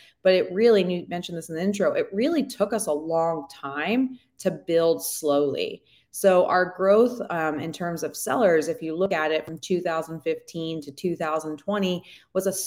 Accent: East Coast, United States; moved away; also born or lived in Colorado; We're originally from the East Coast

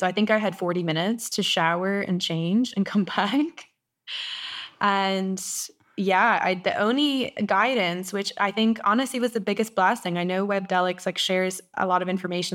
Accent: Ireland; moved away as an adult; also born or lived in South Africa / Costa Rica; I went back to Ireland

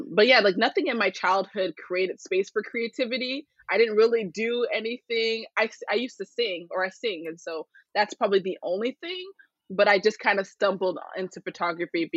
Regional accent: Phoenix, Arizona, United States; I was born here in Phoenix, Arizona

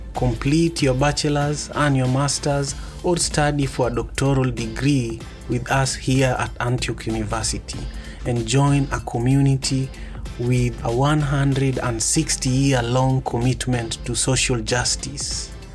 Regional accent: Kenya; I am from the Luo tribe in Kenya.

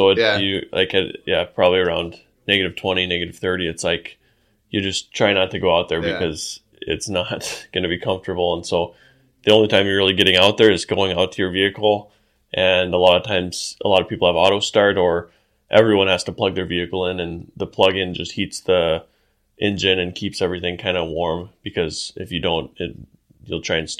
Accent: Alaska, United States; also born or lived in Ohio; I was born in Alaska, and then when I was one, we actually moved to Ohio. So I lived from when I was one until seven, and then when I was 7 years old, we moved back up to Alaska

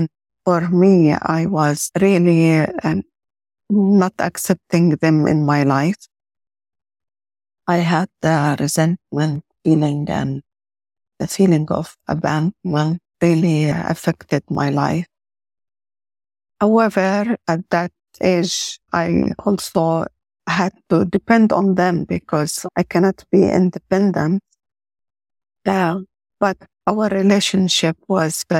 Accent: Jordan; I was born and grew up in Jordan

